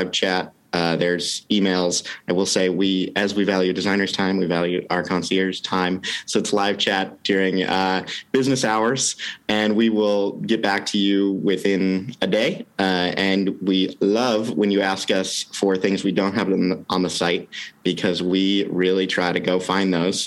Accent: Wisconsin, United States; also born or lived in England; now in Portland, United States; We grew up in Wisconsin

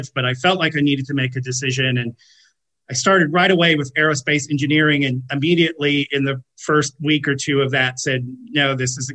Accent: United States; I'm American

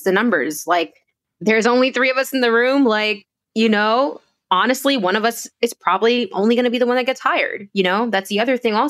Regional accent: New York, United States; I'm from Washington Heights.

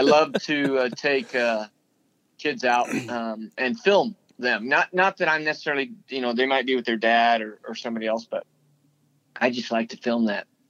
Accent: Las Cruces, New Mexico, United States; moved away; also born or lived in El Paso, Texas / Stephenville, Texas; I grew up in Las Cruces, New Mexico

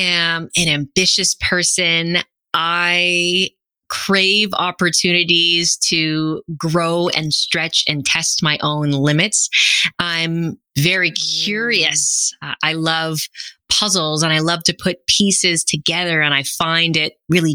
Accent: Canada; I'm a first generation Canadian. My parents are both from Guyana

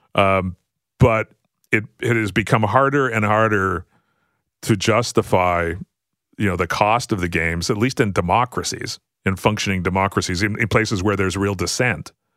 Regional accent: Canada; as a Canadian

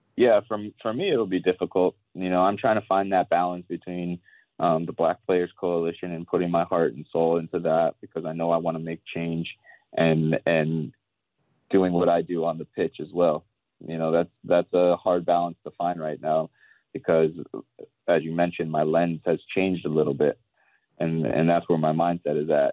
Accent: Ohio, United States; having a father, a black father growing up in Ohio who was a policeman

